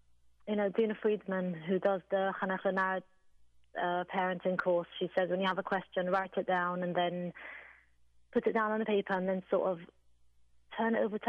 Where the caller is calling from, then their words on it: England, United Kingdom; I'm calling from England